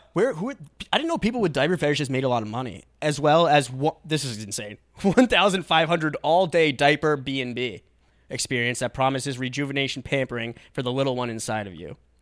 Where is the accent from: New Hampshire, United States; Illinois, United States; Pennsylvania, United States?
New Hampshire, United States; Atkinson; Atkinson, my hometown, like, in New Hampshire